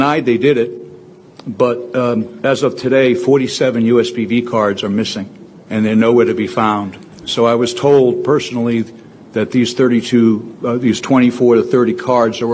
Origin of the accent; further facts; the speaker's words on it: Delaware County, Pennsylvania, United States; I'm from Delaware County